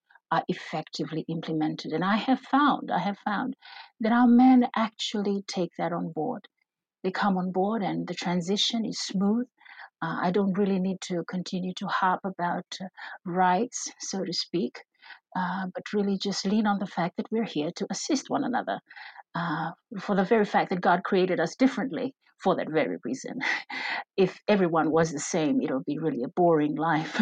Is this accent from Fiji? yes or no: yes; Fiji; We are from the Pacific